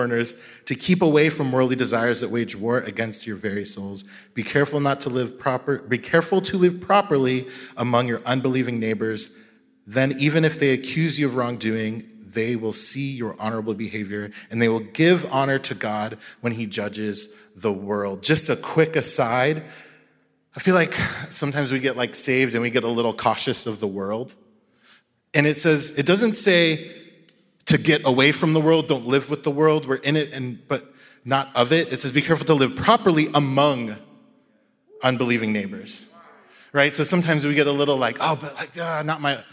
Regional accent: Jacksonville, Florida, United States; where I grew up in Jacksonville

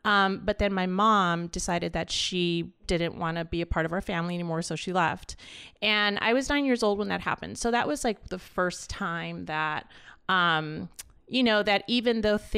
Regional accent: Los Angeles, California, United States; born there; My story started here in LA, and I was born in East

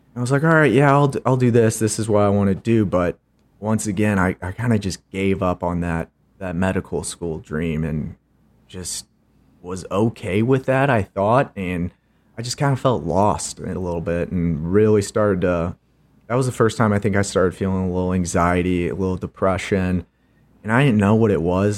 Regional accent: St. Charles, Missouri, United States; born and raised in Saint Charles, Missouri, as my dad likes to call it, Charleytown

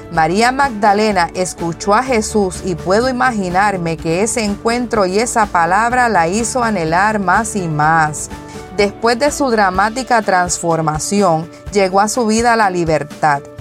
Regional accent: Carolina, Puerto Rico; now in Houston, United States; soy de Carolina, Puerto Rico, pero actualmente resido en el estado de Houston, Texas

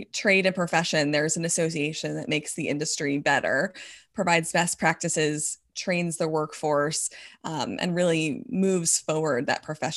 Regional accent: Scottsdale, Arizona, United States; So proud to be from Arizona. I'm from Scottsdale.

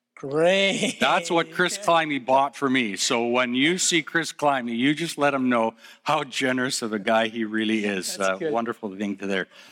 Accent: Calgary, Alberta, Canada; also born or lived in Edmonton; I was born in Calgary

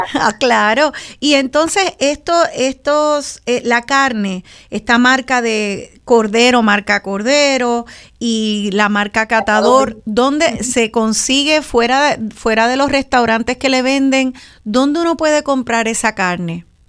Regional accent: Puerto Rico; somos las boricuas y los boricuas

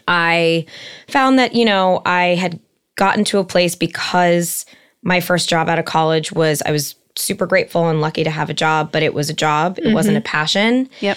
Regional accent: Encino, California, United States; Most people call me … In that way … And I'm 31 years old. I am from the Valley, from Encino, born and raised.

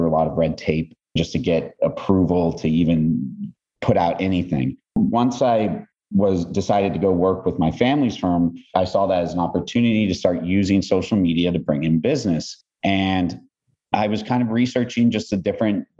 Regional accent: Los Angeles, California, United States; I'm from Los Angeles, Southern Cal native

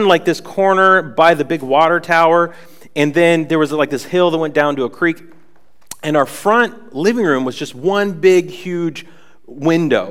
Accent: Worcester, Massachusetts, United States; moved away as an adult; also born or lived in Atlanta, Georgia / Northampton; we moved from Worcester, our hometown, down to Atlanta, Georgia

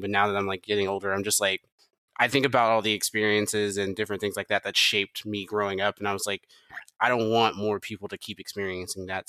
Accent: Memphis, Tennessee, United States

